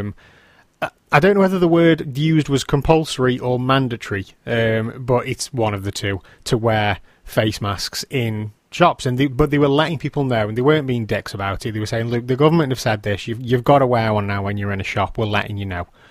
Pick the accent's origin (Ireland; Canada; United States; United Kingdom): United Kingdom; England